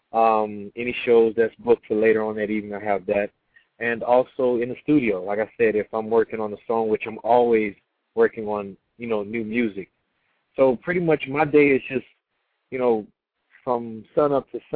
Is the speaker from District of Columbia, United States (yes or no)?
no; Beaumont, Texas, United States; moved away as an adult; also born or lived in Houston, Texas; now in Los Angeles, United States; Beaumont, Texas, my hometown